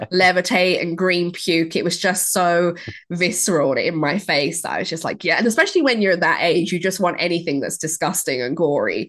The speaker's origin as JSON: {"language": "English", "country": "Ireland", "tie": "born or raised there", "said": "growing up in Ireland and, you know, you go to a, a Catholic school"}